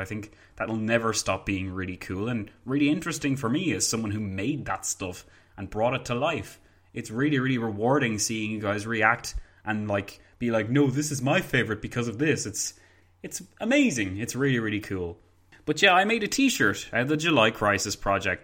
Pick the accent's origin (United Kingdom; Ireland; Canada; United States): Ireland; I'm from Ireland.